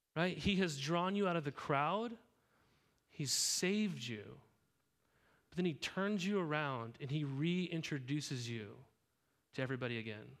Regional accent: Helena, Montana, United States; now in Corvallis, United States; I grew up in Helena, Montana

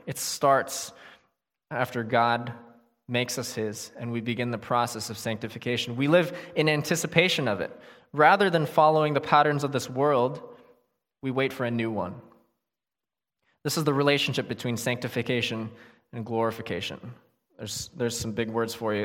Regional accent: United States; living here as American Christians

